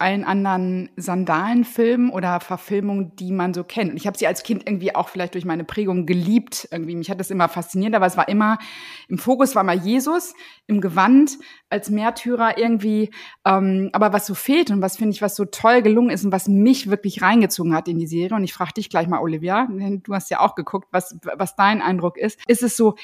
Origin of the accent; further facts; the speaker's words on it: North Rhine-Westphalia, Germany; now in Husum, Germany; Ich komme ja eigentlich aus NRW und bin sehr katholisch erzogen worden